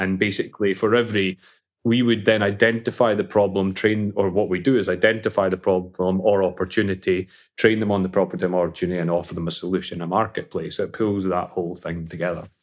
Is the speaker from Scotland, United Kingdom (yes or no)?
yes; Falkirk, Scotland, United Kingdom; I was born in Scotland, funny enough, uh, in a beautiful town called, for, called Falkirk